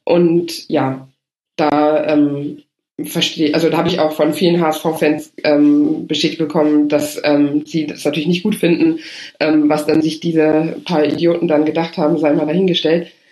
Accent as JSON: {"language": "German", "region": "Rhineland", "country": "Germany", "said": "als Rheinländerin"}